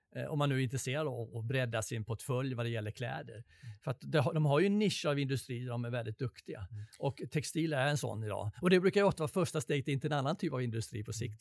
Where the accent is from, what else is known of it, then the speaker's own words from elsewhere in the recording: Sweden; Jag kom från Sverige.